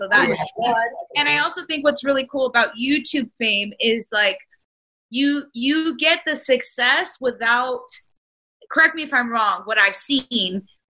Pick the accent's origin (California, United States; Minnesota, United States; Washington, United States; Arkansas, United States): California, United States; Orange County; now in Los Angeles, United States; I am from Orange County, which is an hour south of LA. So fairly enough, you know, but California nonetheless.